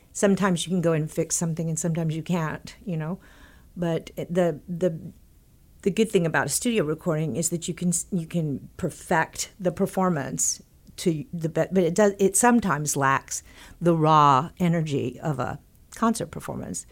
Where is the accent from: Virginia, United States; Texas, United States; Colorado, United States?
Texas, United States; moved away; when I was growing up in Texas